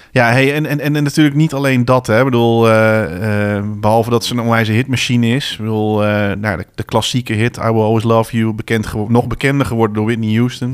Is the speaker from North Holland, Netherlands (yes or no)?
no; Bennekom, Gelderland, Netherlands; op een paar straten van waar ik ben geboren, of niet van waar ik ben geboren, maar ik ben getogen ben